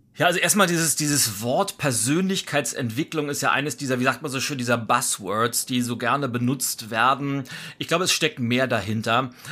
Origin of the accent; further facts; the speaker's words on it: Lübeck, Schleswig-Holstein, Germany; moved away as an adult; now in Berlin, Germany; Ich äh, bin gebürtig nordisch bei Nature, bin in Lübeck geboren, lebe aber seit über 20 Jahren in Berlin. Also Berlin ist meine, mein Zuhause und äh, Schleswig-Holstein ist so meine Heimat